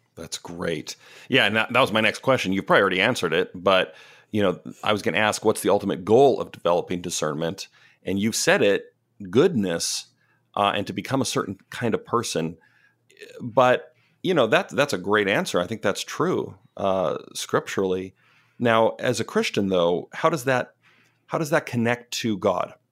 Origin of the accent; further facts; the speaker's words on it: Canada; now in Pacific Northwest, United States; I'm Canadian